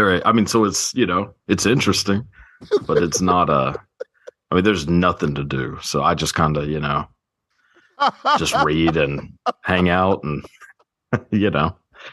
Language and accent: English; Longview, Texas, United States; I'm from a little town in East Texas, Longview.